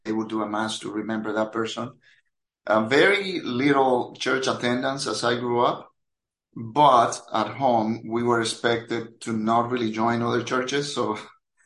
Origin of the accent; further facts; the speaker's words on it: Dominican Republic; moved away as an adult; now in Orlando, United States; I am originally from the Dominican Republic, but I have spent most of my, well, more than half of my life in the U.S. I got to this country at the age of 22 back in 1995